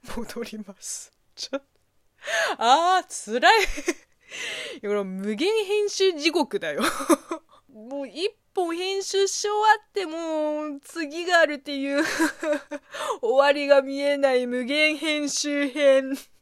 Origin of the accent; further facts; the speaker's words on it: China; moved away; 中国生まれ、中国育ちの私